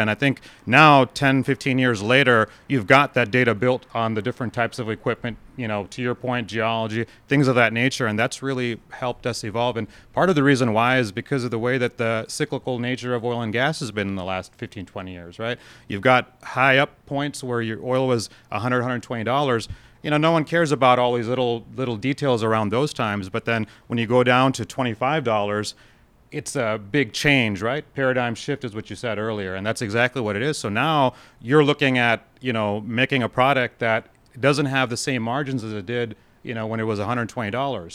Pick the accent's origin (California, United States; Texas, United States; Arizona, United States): Texas, United States; growing up in Texas